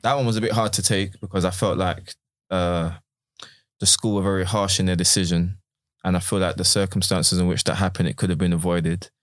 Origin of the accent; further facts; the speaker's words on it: London, United Kingdom; I went to a school in, in, in Bermondsey, South London